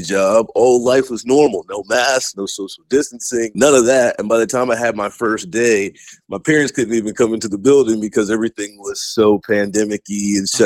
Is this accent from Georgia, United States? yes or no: yes; Stone Mountain, Georgia, United States; moved away as an adult; also born or lived in Missouri; now in Kansas City, United States; I'm from the Atlanta area originally, like a small suburb outside called Stone Mountain